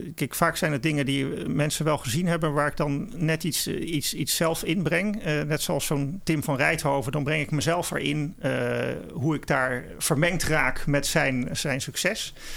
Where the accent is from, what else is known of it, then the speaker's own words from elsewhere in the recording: Netherlands; wij als Nederlanders